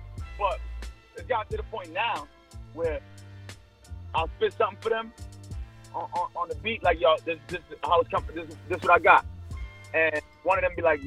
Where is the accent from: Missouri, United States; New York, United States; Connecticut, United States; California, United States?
New York, United States; New York City; We grew up around the same areas. He's from Coney Island. I'm from Flatbush